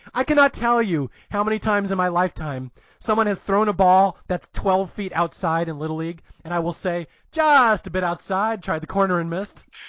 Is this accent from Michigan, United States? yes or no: no; Seattle, Washington, United States; I grew up in Seattle. Dave Niehaus was our baseball guy